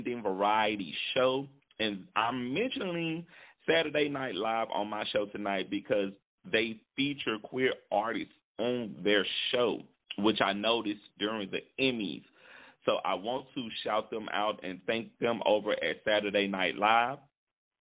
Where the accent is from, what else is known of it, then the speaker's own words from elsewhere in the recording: Shreveport, Louisiana, United States; moved away as an adult; now in Lagos, Nigeria; my hometown, Shreveport, Louisiana